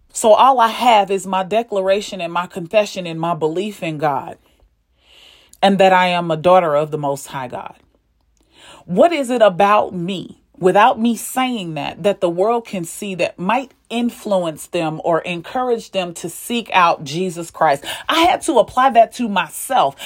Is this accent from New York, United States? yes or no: no; St. Louis, Missouri, United States; I'm from Saint Louis